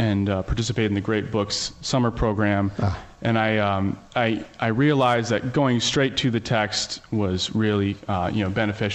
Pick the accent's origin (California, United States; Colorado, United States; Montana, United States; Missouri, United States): Montana, United States; Butte; also born or lived in Minnesota; I was born in Minnesota, and then I moved to Butte, Montana when I was about 5 years old